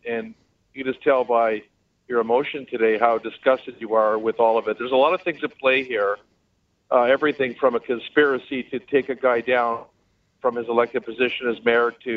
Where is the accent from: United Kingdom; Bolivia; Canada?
Canada; as a Canadian